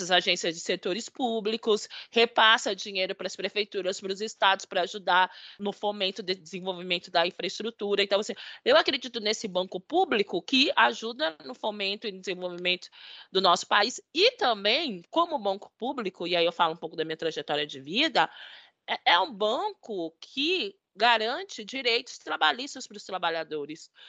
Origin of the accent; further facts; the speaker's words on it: Brazil; o nosso sonho enquanto brasileiro